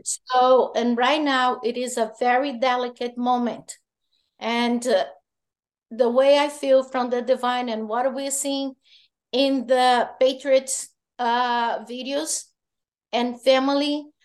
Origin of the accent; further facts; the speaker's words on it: Goiás, Brazil; I'm from Goiás